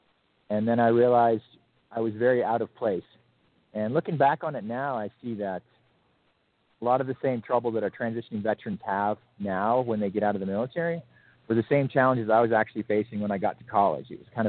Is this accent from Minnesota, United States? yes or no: yes; Duluth, Minnesota, United States; born there; And I was born on Duluth Air Force Base. Minnesota, which I believe now is a low security prison.